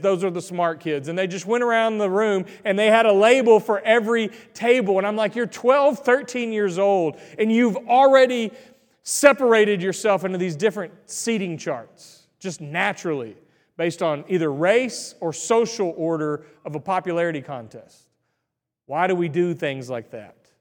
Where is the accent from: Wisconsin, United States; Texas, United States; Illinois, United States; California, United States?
Texas, United States; Greenville; I grew up in Greenville, Texas